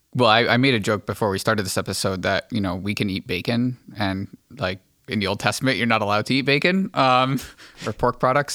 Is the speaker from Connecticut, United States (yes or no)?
yes; Archdiocese of Hartford, Connecticut, United States; moved away; also born or lived in Diocese of Bridgeport; I come from the Archdiocese of Hartford originally.